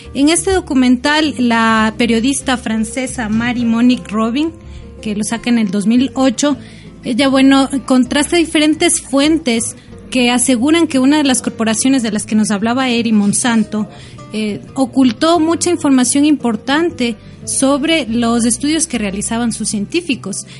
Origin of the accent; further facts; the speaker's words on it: Ecuador; yo como ecuatoriana tengo mi identidad